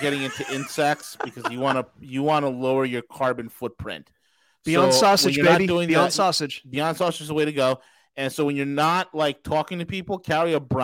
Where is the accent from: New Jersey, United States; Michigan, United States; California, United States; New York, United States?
New York, United States; I'm from New York